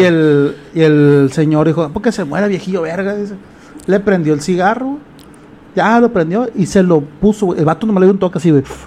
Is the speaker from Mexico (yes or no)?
yes; Culiacán, Sinaloa, Mexico; Culiacán tiene un problema, los culichis, güey. Tenemos un problema